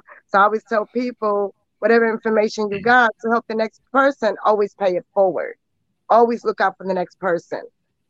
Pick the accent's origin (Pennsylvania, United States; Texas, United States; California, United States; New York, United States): New York, United States; New York City; also born or lived in Guatemala; I was born in Guatemala. Okay. So I'm a Guatemalan princess. And from Guatemala, I was taken to Hollis, New York. So I was raised in a Hollis.